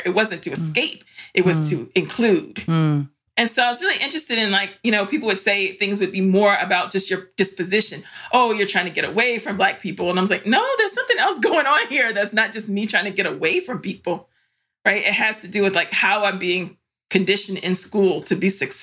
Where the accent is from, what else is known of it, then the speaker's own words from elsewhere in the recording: Varina, Virginia, United States; we grew up in Varina, Virginia, in Eastern Henrico, which at the time was mostly white